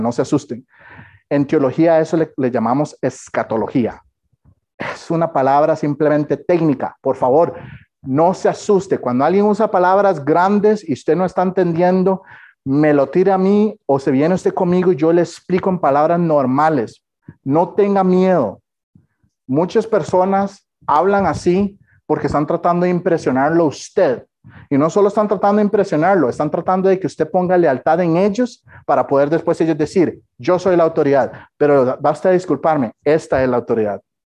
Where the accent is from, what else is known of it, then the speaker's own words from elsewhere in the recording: Costa Rica; yo soy tico